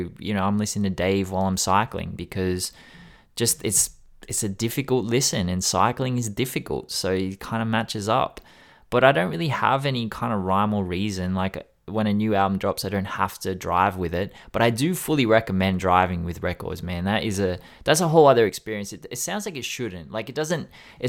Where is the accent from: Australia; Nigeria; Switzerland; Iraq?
Australia; Sydney, New South Wales; I grew up in Sydney, in the West, in Australia. So I grew up around people with subs in their car